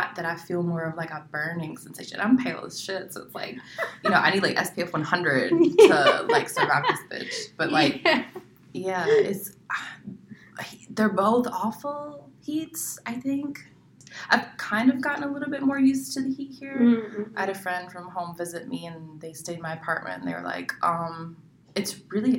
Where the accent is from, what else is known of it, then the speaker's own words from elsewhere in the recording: North Carolina, United States; moved away as an adult; now in Arizona, United States; I moved here from North Carolina. It's where I spent all my life